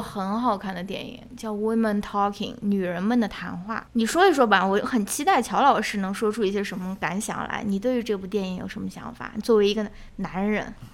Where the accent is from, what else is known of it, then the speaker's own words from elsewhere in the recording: Xi'an, Shaanxi, China; moved away; 我是来自陕西西安的